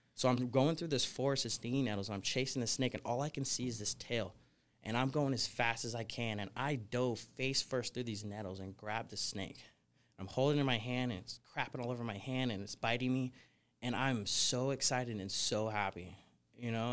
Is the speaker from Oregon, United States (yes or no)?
yes; Portland, Oregon, United States; moved away as an adult; also born or lived in California / Florida; now in Las Vegas, United States; I grew up in Portland, Oregon